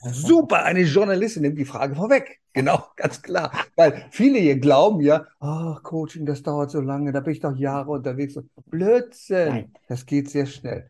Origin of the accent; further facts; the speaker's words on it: Berlin, Germany; moved away; Wir kommen ja aus Berlin. Da bin ich geboren. berlin buko Berlin-West